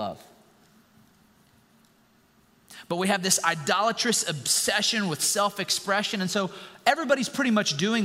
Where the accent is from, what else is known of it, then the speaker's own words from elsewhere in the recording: United States; us as American citizens